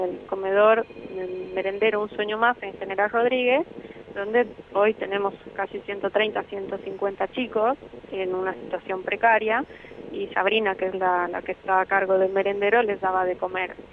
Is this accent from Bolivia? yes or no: yes; Bolivia; moved away as an adult; now in Argentina